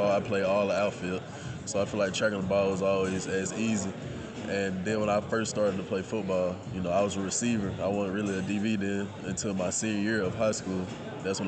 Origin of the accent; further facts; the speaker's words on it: Mississippi, United States; moved away as an adult; now in Mobile, United States; Growing up in Mississippi, it was kind of hard